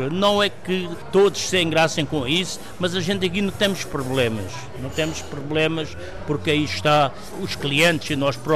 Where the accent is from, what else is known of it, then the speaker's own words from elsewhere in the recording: Portugal; eu, como sou muito português, gosto de ter raízes portuguesas.